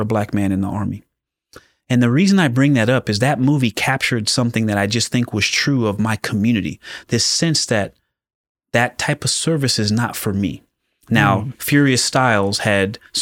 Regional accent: Pomona, California, United States; So I grew up in Southern California. My dad was a police officer, but I was born in Pomona

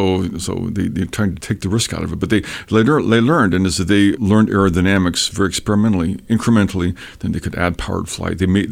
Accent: Ecuador; also born or lived in Peru / Washington State, United States; Basically, I'm from Washington State. {S0} Okay. {S1} But I was raised in South America, in Ecuador and Peru. My folks were in the Foreign Service.

